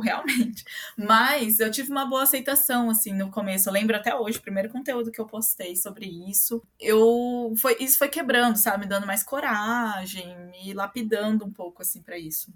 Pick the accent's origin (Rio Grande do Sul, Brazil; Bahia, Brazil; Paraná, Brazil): Paraná, Brazil; Londrina; Eu sou brasileira, sou londrinense. Eu nasci em Londrina e moro aqui até hoje